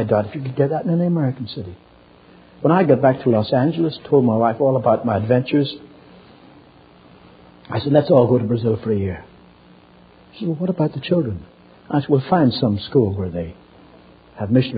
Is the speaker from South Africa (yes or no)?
no; Ireland; moved away; I'm from Ireland, and in Ireland we've had great revivals